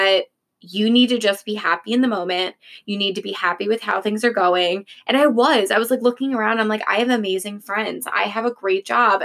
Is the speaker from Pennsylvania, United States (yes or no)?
yes; Philadelphia, Pennsylvania, United States; we're from Philly